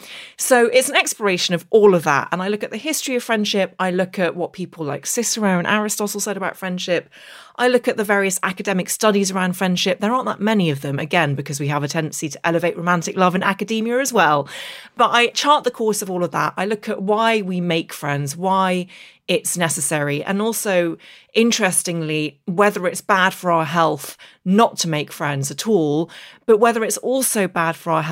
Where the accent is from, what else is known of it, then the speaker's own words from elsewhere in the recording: Derry, Northern Ireland, United Kingdom; accent: English; with an English accent, but I actually grew up in the north of Ireland in the Derry Girls era. And I grew up just outside Derry, went to primary school in Derry, but it was at secondary school in Belfast